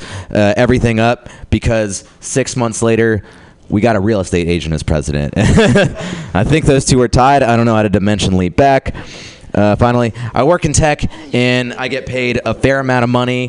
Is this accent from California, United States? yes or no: yes; San Jose, California, United States; I grew up in San Jose